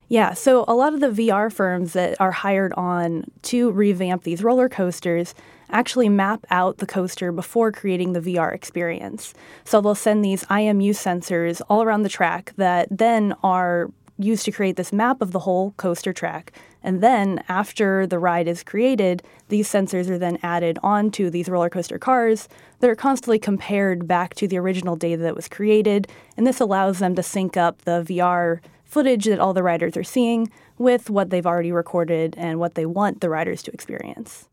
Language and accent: English; Florida, United States; moved away; I'm from Florida originally